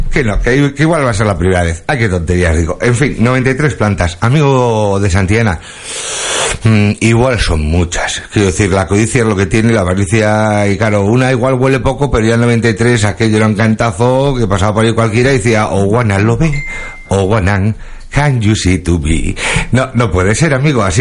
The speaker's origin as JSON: {"language": "Spanish", "country": "Spain", "said": "Venga, coño, que somos españoles. ¿A quién vas a engañar? O sea, cosas como son. Todo el, mundo, todo el sabe que en España para planificar algo, dos semanas y si me apuras, tres días"}